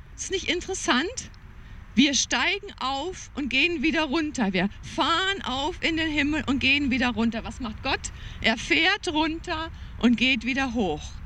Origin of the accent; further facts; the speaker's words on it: Germany; Ich war so geprägt als Deutsche